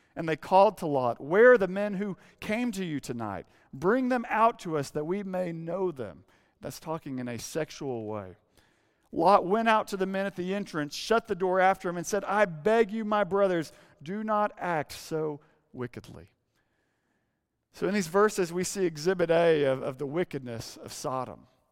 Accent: Arkansas, United States; moved away; growing up in Arkansas

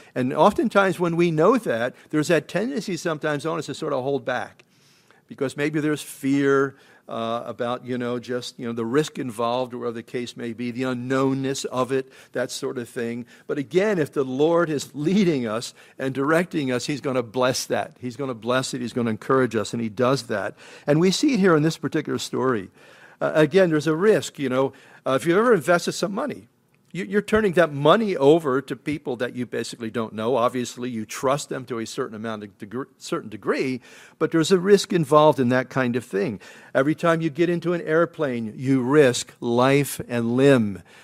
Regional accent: Philadelphia, Pennsylvania, United States; I grew up in Philadelphia, and it was really kind of a melting pot.

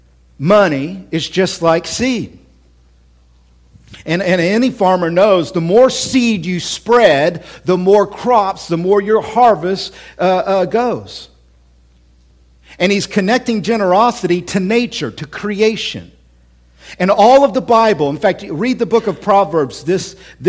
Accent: Oklahoma City, Oklahoma, United States; now in Central Illinois, United States; I grew up, born and raised in Oklahoma City, born and raised there.

